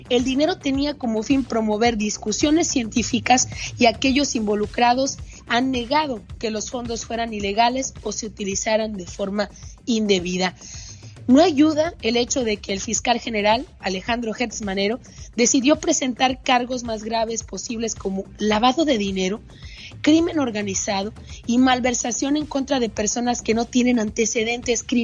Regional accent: Mexico

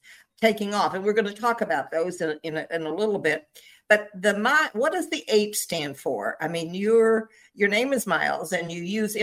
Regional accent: Virginia, United States; I grew up in Virginia and we had big Sunday dinners at my grandparents' house

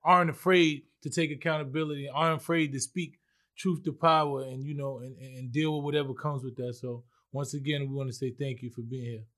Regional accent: New York City, New York, United States; I'm from the Bronx, so right. it was so multicultural

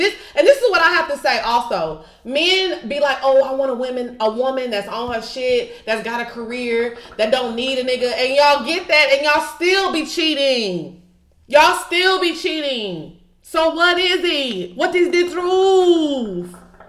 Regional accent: Texas, United States; moved away as an adult; also born or lived in California; now in Atlanta, United States; I was born in Cali, but that don't count because I moved to Texas when I was like one. So I was raised in Texas. I eat like a Texas girl. I've never lived anywhere besides Texas until I moved to Atlanta last year.

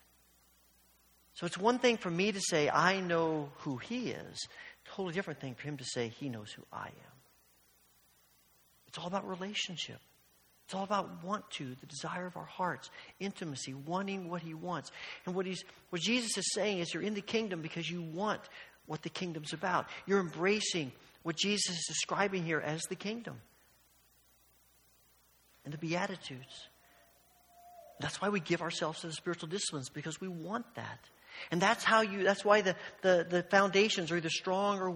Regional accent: Evansville, Indiana, United States; when I was young and I was growing up in Evansville, Indiana

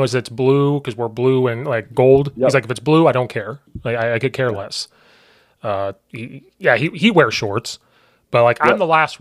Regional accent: Central Illinois, United States; accent: country

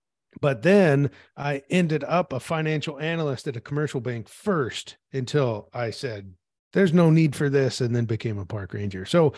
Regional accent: Peoria, Illinois, United States; I grew up in Peoria, Illinois, which is the very middle of Illinois, halfway between St. Louis and Chicago.

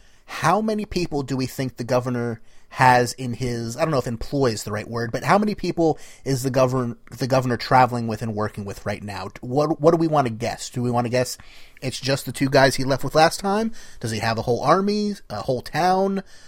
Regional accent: New Jersey, United States

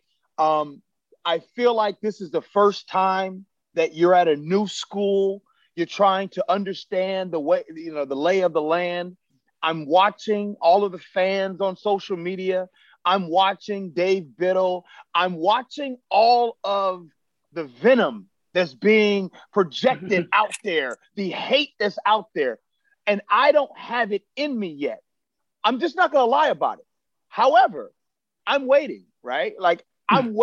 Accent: Chicago, Illinois, United States; born or raised there

